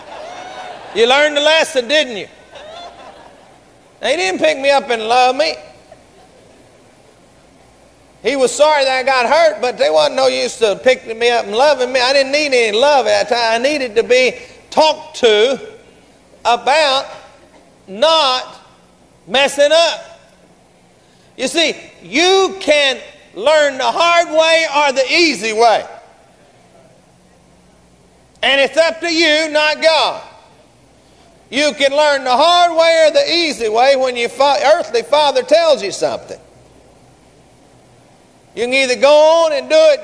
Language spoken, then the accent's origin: English; Garland, Texas, United States; We grew up together down in Garland.